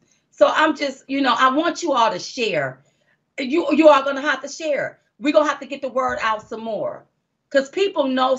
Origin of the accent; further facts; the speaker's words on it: United States; I'm an American.